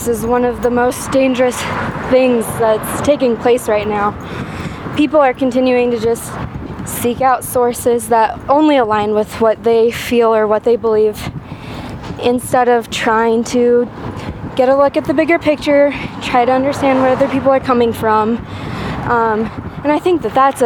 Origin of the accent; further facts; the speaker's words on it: Greeley, Colorado, United States; I'm born and raised here.